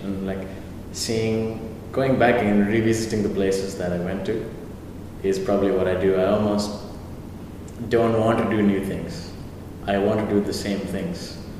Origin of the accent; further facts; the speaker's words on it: Lincoln, Nebraska, United States; born there; Well, I was born in Lincoln, Nebraska. True corn husker. Yeah, Lincoln, Nebraska.